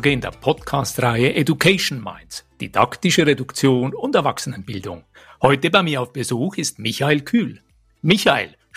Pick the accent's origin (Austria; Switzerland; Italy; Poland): Switzerland; Lucerne; In meiner Kindheit hier in Luzern in der Schweiz